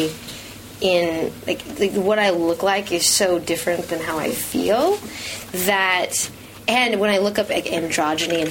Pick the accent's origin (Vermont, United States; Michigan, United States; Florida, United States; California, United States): California, United States; Los Angeles; I grew up in Hollywood